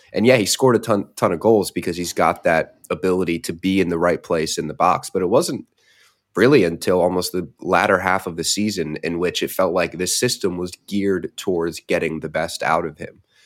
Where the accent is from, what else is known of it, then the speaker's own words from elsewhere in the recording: United States; as an American